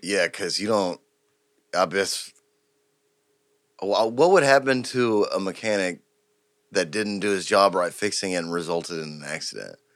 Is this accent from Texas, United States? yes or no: yes; Houston, Texas, United States; I'm from Houston